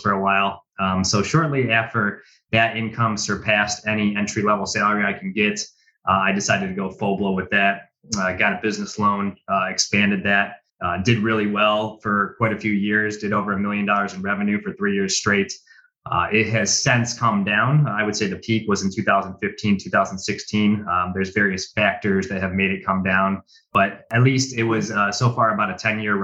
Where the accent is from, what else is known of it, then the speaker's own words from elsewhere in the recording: Cleveland, Ohio, United States; I was born and bred in Cleveland, Ohio. I live in some suburbs on the east side of Cleveland